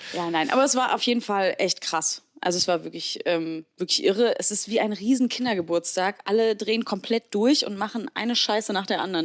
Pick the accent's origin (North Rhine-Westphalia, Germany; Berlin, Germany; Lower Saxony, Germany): North Rhine-Westphalia, Germany; Heinsberg; ich komme ja auch vom Dorf, ich komme aus Heinsberg.